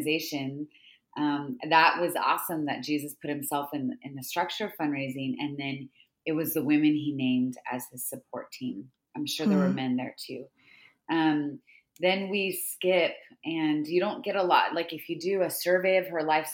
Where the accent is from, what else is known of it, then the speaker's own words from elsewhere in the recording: California, United States; I've been teaching about women's Bible study in my hometown here in California